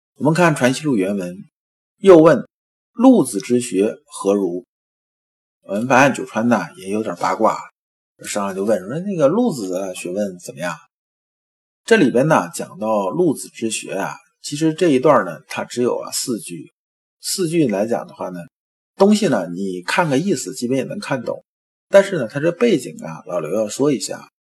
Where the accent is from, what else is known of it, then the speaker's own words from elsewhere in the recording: China; 咱们中国人讲宇宙跟西方人讲的不一样。